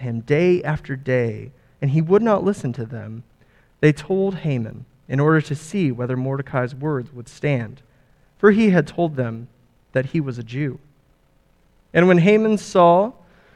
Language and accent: English; California, United States; I'm from California, born and raised